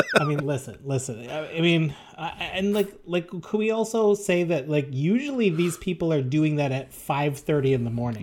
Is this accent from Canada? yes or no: yes; Canada; our fellow Canadians